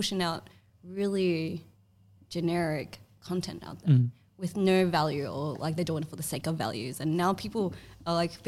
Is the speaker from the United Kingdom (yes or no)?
no; Melbourne, Victoria, Australia; I grew up in the Commission Flats because my mum was like, her parents were refugees. Mm-hmm. They escaped the war in Vietnam. Like most first generation Vietnamese are generally like refugees, but I grew up here